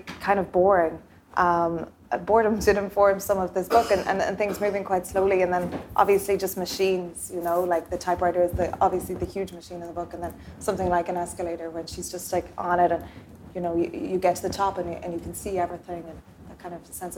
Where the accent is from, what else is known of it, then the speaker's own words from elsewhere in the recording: Ireland; I'm Irish